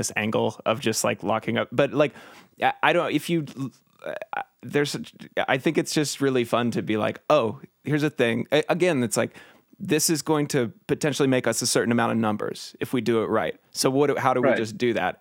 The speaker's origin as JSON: {"language": "English", "town": "Portland", "region": "Oregon", "country": "United States", "tie": "born or raised there", "said": "I grew up in Portland, and just seeing Nick Cage walking around Portland"}